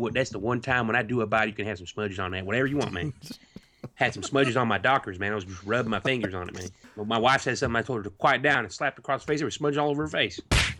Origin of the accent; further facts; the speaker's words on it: United Kingdom; I'm British. I didn't know any better.